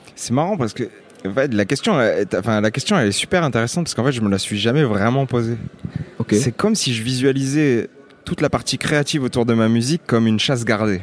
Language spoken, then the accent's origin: French; Lunel, Occitania, France; je viens euh, d'une petite ville qui s'appelle Lunel